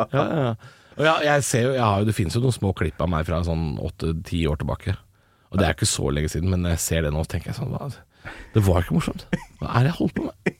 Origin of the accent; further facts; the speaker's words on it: Drammen, Buskerud, Norway; Jeg er fra eller andre siden av byen, men jeg er fra Drammen